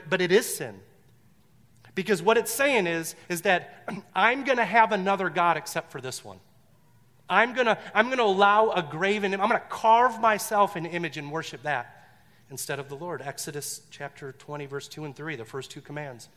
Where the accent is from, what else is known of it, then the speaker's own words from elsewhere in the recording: Detroit, Michigan, United States; I grew up in Detroit